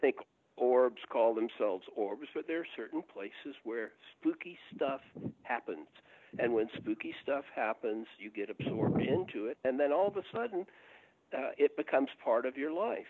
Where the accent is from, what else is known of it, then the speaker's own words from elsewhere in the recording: Augusta, Georgia, United States; now in Atlanta, United States; my hometown, Augusta, Georgia